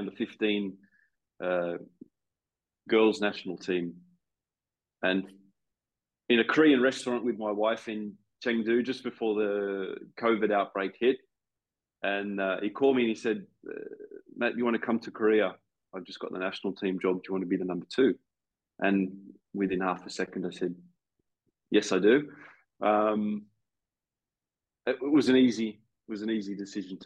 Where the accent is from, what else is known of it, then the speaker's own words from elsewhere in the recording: Australia; moved away as an adult; in my home country that I'd left 10, 11 years before